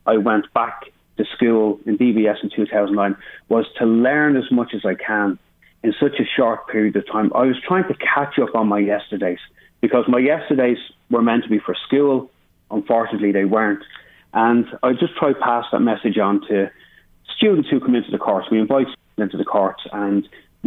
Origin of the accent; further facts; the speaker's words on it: Dublin, Leinster, Ireland; I grew up in Finglas